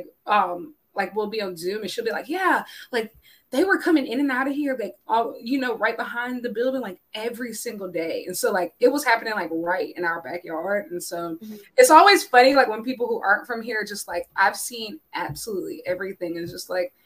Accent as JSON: {"language": "English", "region": "South Carolina", "country": "United States", "said": "I'm from South Carolina"}